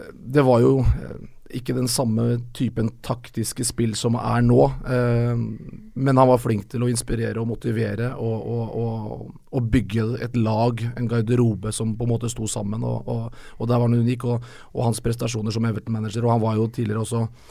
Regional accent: Moss, Østfold, Norway; Jeg var jo på sånn mellomstasjon eh, hjemme i Moss

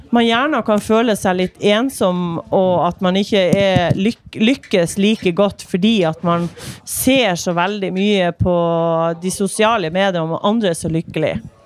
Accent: Myre, Nordland, Norway; now in Narvik, Norway; Jeg kommer fra Myre i Vesterålen

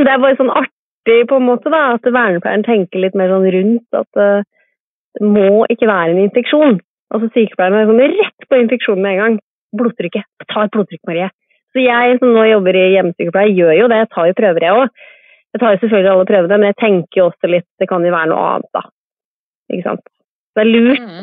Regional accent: Kodal, Vestfold, Norway; also born or lived in Sandefjord; now in Trondheim, Norway; Jeg er født og oppvokst på en gård i Vestfold

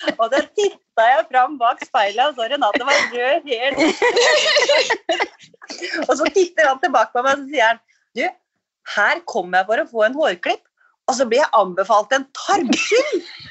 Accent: Skjåk, Innlandet, Norway; also born or lived in Oslo; now in Holmestrand, Norway; Jeg er fra Skjåk oppe i Gudbrandsdalen, så jeg savna litt livet på landet

